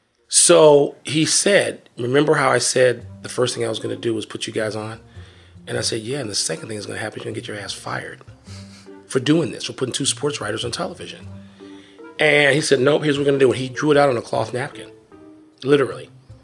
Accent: Chicago, Illinois, United States; I'm a Chicagoan. I grew up reading Siskel and Ebert.

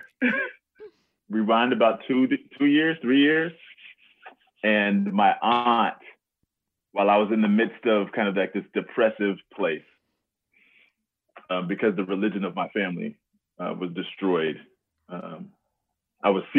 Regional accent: Texas, United States; also born or lived in Alabama; now in Seattle, United States; I'm from Texas

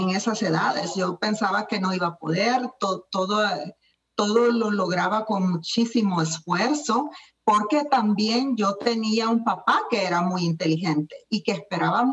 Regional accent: El Salvador; now in United States; yo soy salvadoreña. Estoy en los Estados Unidos ahora, pero yo nací en El Salvador

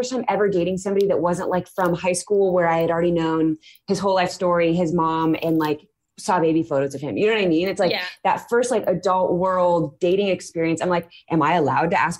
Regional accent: California, United States; now in Omaha, United States; I'm originally from California

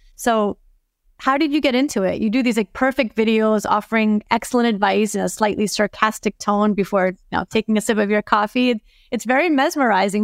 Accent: New York City, New York, United States; I'm from Brooklyn

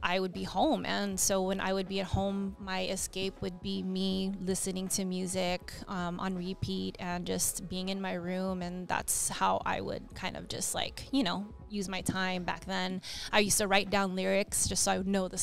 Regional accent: Diamond Bar, California, United States; also born or lived in Los Angeles, California; I was born in Los Angeles and I grew up in Diamond Bar

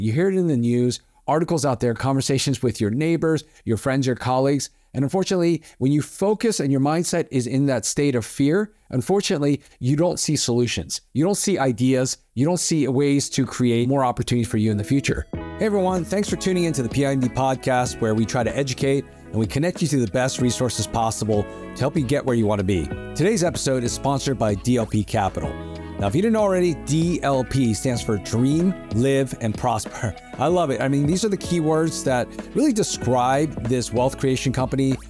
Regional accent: East Coast, United States; now in Southern California, United States; I grew up on the East Coast

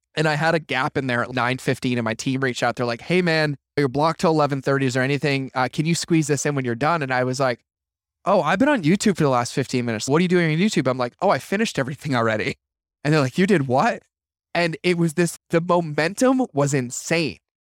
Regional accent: Massachusetts, United States; I grew up in Massachusetts

